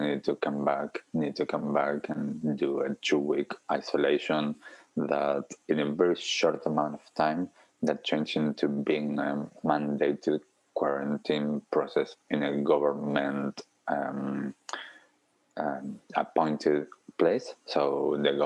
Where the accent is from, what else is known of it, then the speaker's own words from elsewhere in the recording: Argentina; now in Auckland, New Zealand; I'm originally from Argentina, and I have family in Argentina, family around Europe.